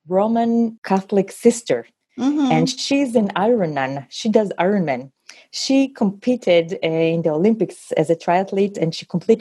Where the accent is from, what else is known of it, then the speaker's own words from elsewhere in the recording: Israel; also born or lived in Ukraine; So I was born in Ukraine, and I moved with my family to Israel when I was 3.5 years old